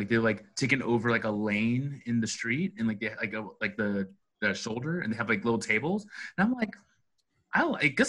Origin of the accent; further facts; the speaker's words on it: Arizona, United States; Arizona, like my home state